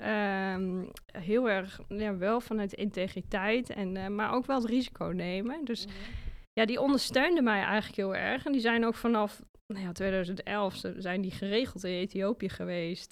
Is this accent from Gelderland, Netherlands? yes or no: yes; Achterhoek, Gelderland, Netherlands; accent: Achterhoek; moved away as an adult; also born or lived in Zwolle; Ik kom uit de Achterhoek en dat accent, dat heb ik natuurlijk nog steeds en daar ben ik ook heel trots op.